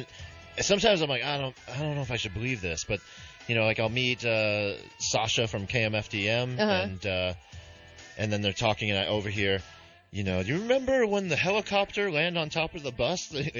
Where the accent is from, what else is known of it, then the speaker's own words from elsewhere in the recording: Rancho Cucamonga, California, United States; also born or lived in Rhode Island; I'm from Rhode Island. Grew up in Rancho Cucamonga